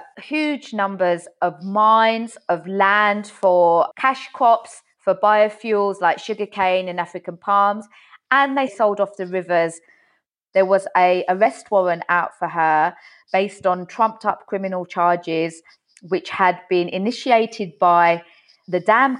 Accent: United Kingdom; now in New York, United States; I'm a British journalist currently based in New York

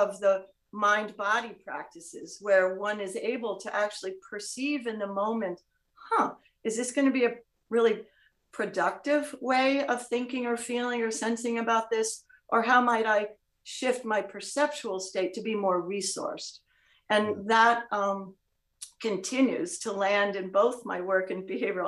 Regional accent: New York City, New York, United States; there I was in my hometown, New York City

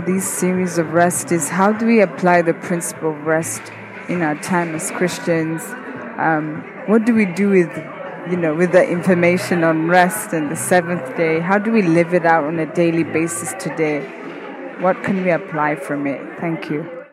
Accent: Rwanda; I come from Rwanda

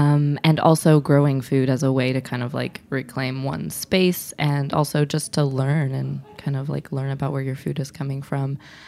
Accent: Midwest, United States; I felt this way as a Midwesterner. I mean, I'm white, but like I grew up eating a lot of meat and potatoes

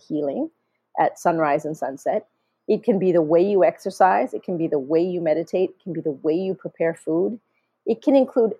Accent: India; not only because I'm Indian, but because I'm a scientist, I like it because it works.

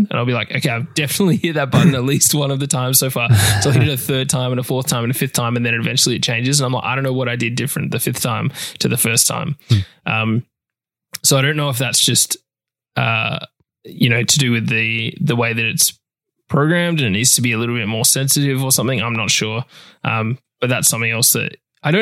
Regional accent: Australia; accent: Australian; my Australian accent

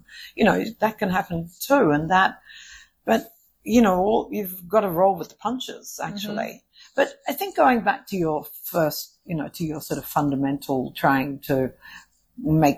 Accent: Australia; I'm from Australia

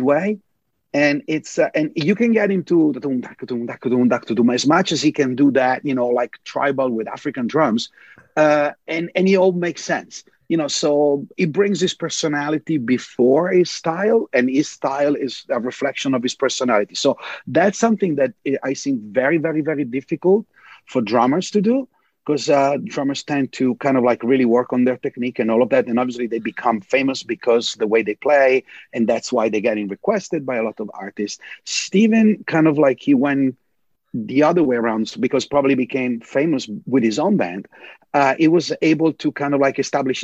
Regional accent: Italy; also born or lived in New York, United States; now in Los Angeles, United States; growing up in Italy

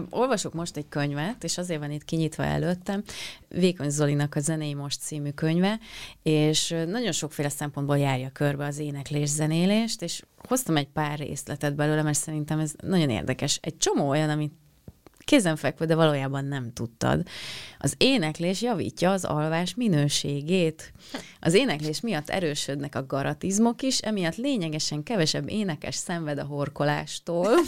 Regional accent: Penyige, Szabolcs-Szatmár-Bereg, Hungary; az én falum, a szülőfalum Penyige

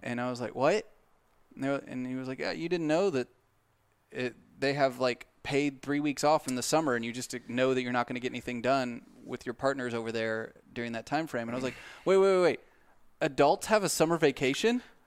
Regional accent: Southern Missouri, United States; born and bred in Southern Missouri

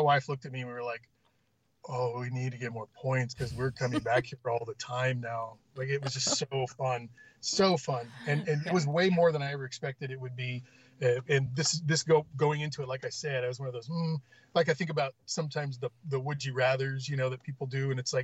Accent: Orange County, California, United States; now in Texas, United States; I grew up in Orange County in California, and those beaches are cold

